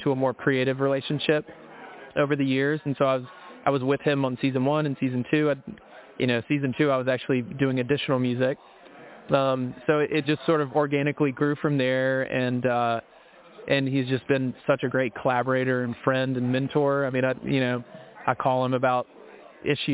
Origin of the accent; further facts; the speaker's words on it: Mississippi, United States; I'm from Mississippi.